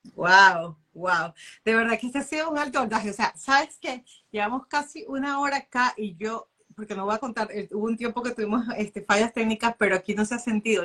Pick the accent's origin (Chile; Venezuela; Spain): Venezuela